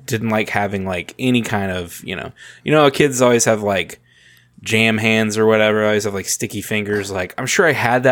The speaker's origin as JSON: {"language": "English", "region": "Southeast Texas on the Louisiana border", "country": "United States", "tie": "born or raised there", "said": "I grew up in Southeast Texas on the Louisiana border"}